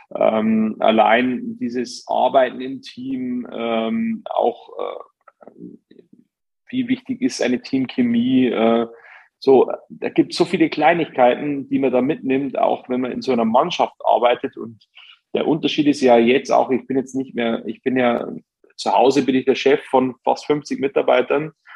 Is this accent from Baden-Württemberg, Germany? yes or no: no; Bavaria, Germany; ich komme aus der Region, ähm, bin einfach mit Bayern München groß geworden